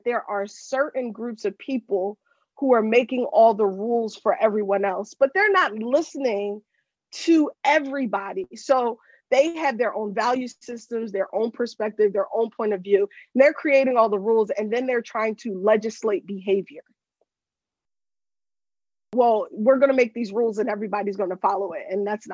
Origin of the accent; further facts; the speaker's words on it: Pennsylvania, United States; also born or lived in Japan; I'm from Pennsylvania. I'm a lawyer in Pennsylvania